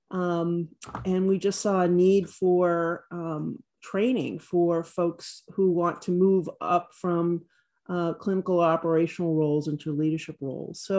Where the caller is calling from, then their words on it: Bethesda, Maryland, United States; I'm here from Bethesda, Maryland, uh, just outside of Washington, D.C.